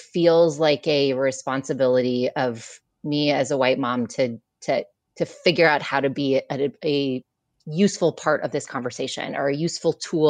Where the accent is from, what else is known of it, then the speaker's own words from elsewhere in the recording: Michigan, United States; now in New York City, United States; I grew up in Michigan, a liberal part of Michigan, but a liberal part of Michigan is still pretty like conservative on the balance.